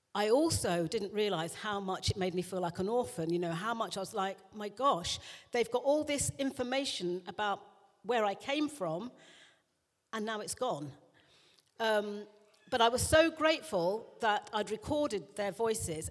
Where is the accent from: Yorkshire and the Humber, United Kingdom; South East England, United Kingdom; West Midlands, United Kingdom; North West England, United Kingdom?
South East England, United Kingdom; also born or lived in London; I was born in London, but went out to the home counties in, by the age of three